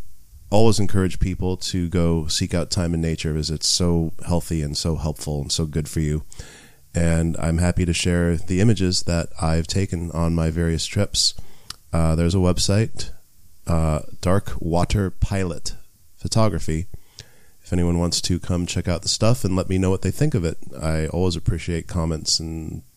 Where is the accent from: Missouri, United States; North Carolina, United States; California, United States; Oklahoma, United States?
California, United States; Los Angeles; I grew up here in Los Angeles. I was born here.